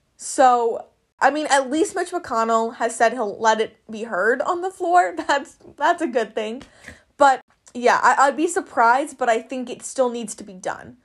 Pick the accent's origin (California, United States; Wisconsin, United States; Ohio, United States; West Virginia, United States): Wisconsin, United States; we're from Wisconsin